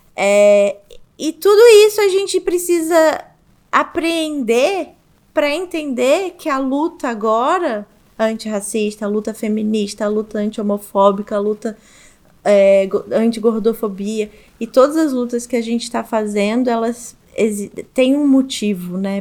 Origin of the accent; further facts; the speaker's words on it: Rio de Janeiro, Brazil; Bem uma menininha de apartamento do Rio de Janeiro mesmo. E eu ficava ali no eixo, Zona Sul, Centro, Barra